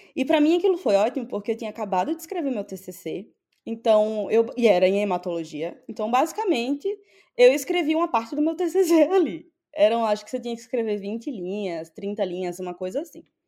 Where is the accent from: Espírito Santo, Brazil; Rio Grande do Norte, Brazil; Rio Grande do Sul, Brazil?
Rio Grande do Norte, Brazil; Natal; moved away as an adult; also born or lived in São Paulo / England; now in United States; eu sou de Natal, uma cidade pequena